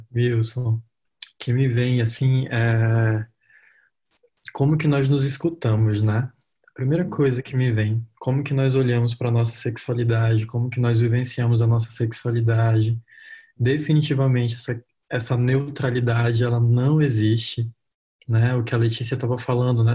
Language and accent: Portuguese; Roraima, Brazil; eu sou de Roraima, né? Eu moro em Boa Vista, capital de Roraima